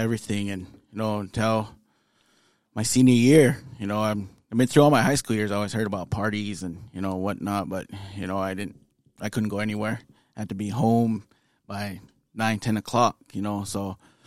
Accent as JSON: {"language": "English", "town": "Pryor", "region": "Montana", "country": "United States", "tie": "born or raised there", "also_born_or_lived": "Bemidji, Minnesota", "moved": "as an adult", "said": "born and raised in Pryor, Montana."}